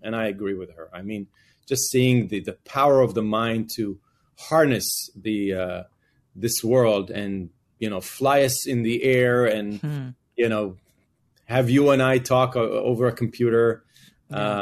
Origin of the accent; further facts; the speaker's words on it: Israel; moved away as an adult; now in United States; I grew up in Israel